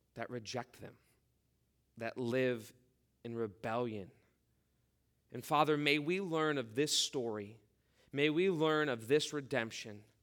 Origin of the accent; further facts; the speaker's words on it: Midwest, United States; growing up in the Midwest, th-, those were our options where we lived.